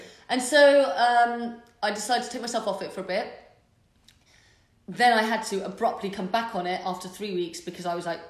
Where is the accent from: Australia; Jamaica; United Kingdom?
United Kingdom; Bath, South West England; born and raised in Bath. Obviously spent a fair bit of time away from Bath, but I'm back.